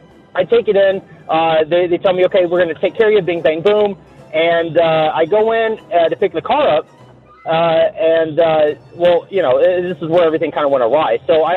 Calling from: California, United States; I am calling from California.

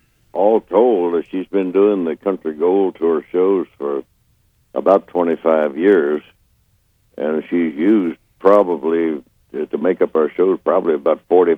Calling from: Missouri, United States

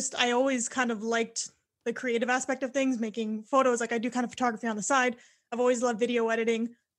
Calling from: Windsor, Ontario, Canada; I am from Windsor, Ontario, Canada, which is a small little city right across from Detroit, Michigan.

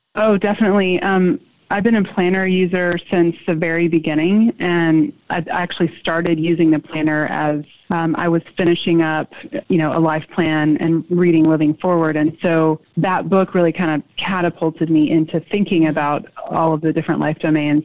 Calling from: Houston, Texas, United States; I am calling from Houston, Texas

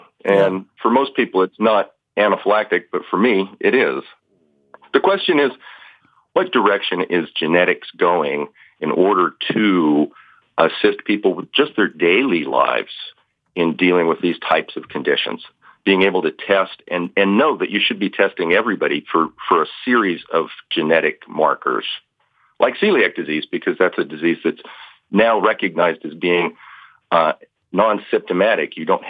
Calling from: Longview, Washington, United States; I'm calling from Longview, Washington.

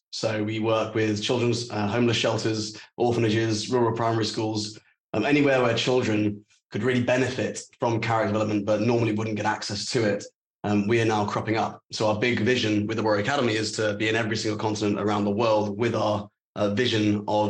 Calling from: Dubai, United Arab Emirates; I am calling in from Dubai.

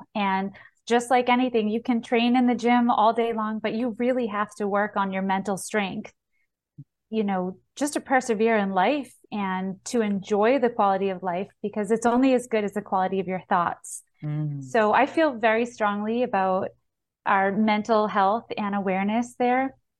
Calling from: Massachusetts, United States; So I'm based out of Massachusetts. I actually share my time between Florida and Massachusetts.

